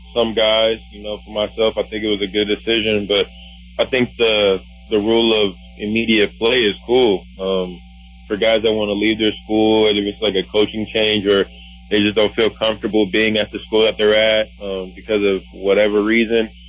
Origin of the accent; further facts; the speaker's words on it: Milwaukee, Wisconsin, United States; I'm from Milwaukee